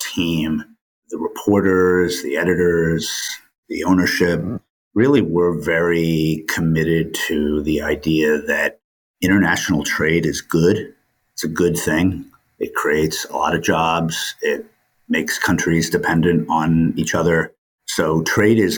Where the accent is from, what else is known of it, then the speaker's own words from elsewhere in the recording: New York City, New York, United States; also born or lived in Maine; I grew up in New York City